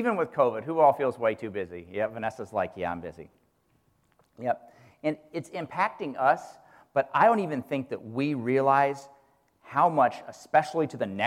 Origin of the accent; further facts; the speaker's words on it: Kansas, United States; when I was a kid growing up in Kansas